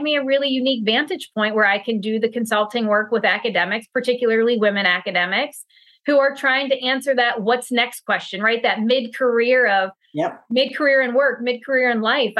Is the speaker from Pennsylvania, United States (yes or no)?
yes; Pennsylvania, United States; I'm from Pennsylvania.